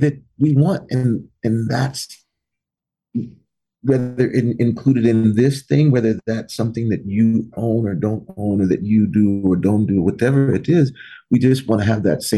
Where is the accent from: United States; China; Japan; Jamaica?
United States; I grew up here in the United States.